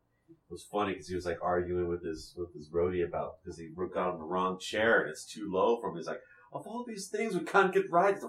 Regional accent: California, United States; And then it turned out we were American from California.

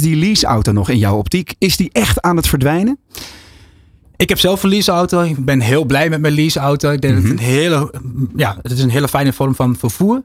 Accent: Netherlands; we zijn echt gewoontedieren als Nederlanders

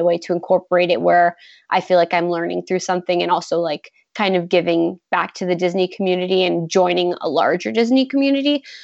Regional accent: Toronto, Ontario, Canada; I'm from Toronto

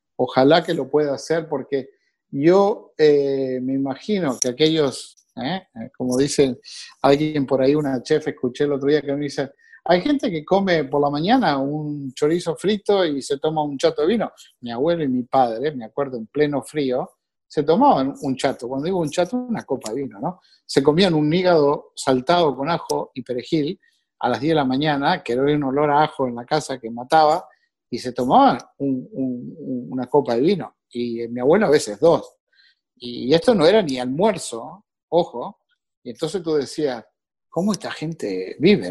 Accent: Uruguay; moved away as an adult; now in North Miami, United States; nací en Uruguay

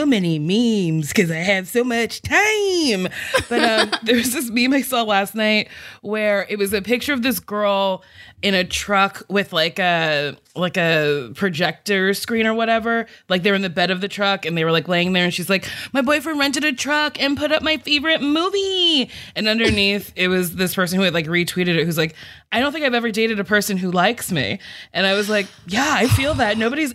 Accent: New Jersey, United States; moved away; I'm from Jersey, so we had our nice mall, our shitty mall

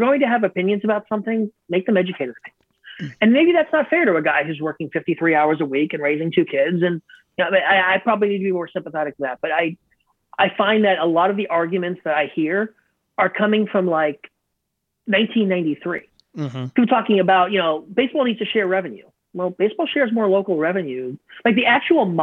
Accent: Northeast, United States; I'm from the Northeast

